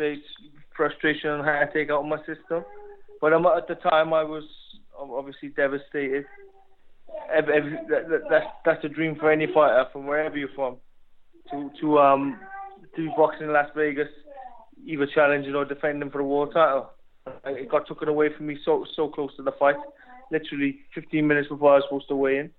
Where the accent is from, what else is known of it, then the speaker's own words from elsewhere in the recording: Wales, United Kingdom; I'm British, I'm Welsh.